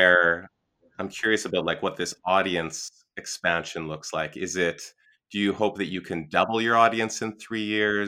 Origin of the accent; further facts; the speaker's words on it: Canada; I'm Canadian